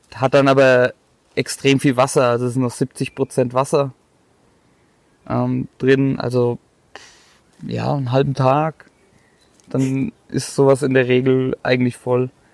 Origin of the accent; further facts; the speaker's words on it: Bad Neustadt an der Saale, Bavaria, Germany; now in Waldfenster, Germany; 32 Jahre alt, komme aus Bad Neustadt